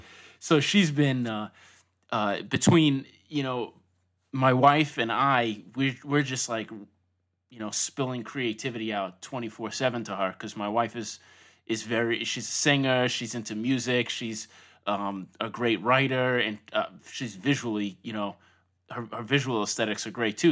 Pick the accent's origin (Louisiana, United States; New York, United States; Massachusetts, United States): New York, United States; Long Island; also born or lived in Brooklyn; I grew up in Long Island, not too far from Manhattan in general